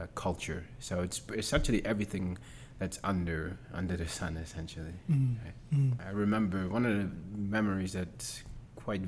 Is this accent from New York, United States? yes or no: yes; New York City, New York, United States; moved away as an adult; I grew up in Harlem